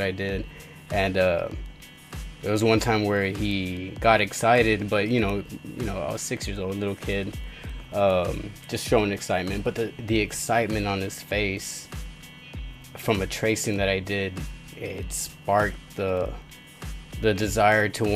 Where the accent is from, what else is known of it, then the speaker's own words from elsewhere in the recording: Mercedes, Texas, United States; I'm from Mercedes